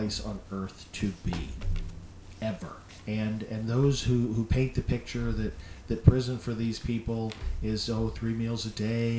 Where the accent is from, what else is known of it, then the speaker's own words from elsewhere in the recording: Indianapolis, Indiana, United States; I'm from Indianapolis